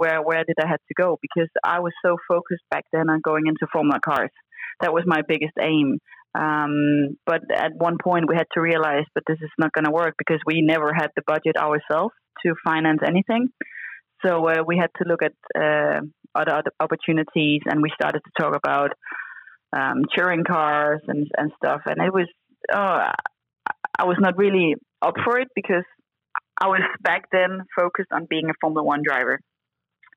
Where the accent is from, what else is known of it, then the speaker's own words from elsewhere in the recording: Denmark; I came from Denmark